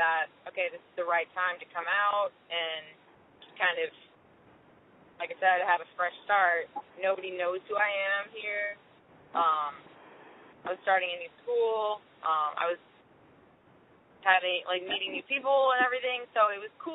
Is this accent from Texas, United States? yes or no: no; Michigan, United States; moved away as an adult; now in Nashville, United States; I'm from Michigan, so I grew up in Michigan